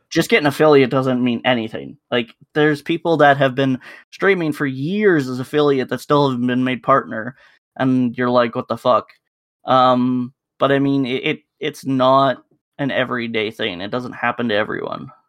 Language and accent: English; Canada; we're Canadian enough